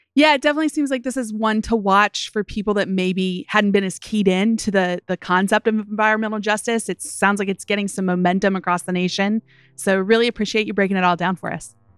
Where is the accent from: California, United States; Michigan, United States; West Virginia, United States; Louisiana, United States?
West Virginia, United States; I grew up in West Virginia